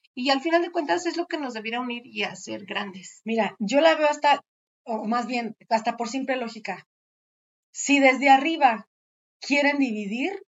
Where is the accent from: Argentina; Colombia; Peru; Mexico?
Mexico; todos somos mexicanos